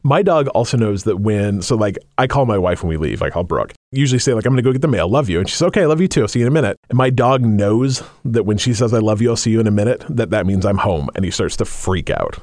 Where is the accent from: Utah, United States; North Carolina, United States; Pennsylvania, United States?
Utah, United States; moved away as an adult; now in Washington, United States; I was raised in Utah and I did not actually meet a person who practiced until I moved to Washington when I was, like, thirty-five.